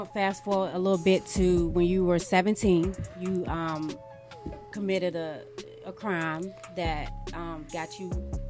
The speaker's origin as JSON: {"language": "English", "town": "Washington", "region": "District of Columbia", "country": "United States", "tie": "born or raised there", "moved": "yes", "said": "I was born in Southeast D.C."}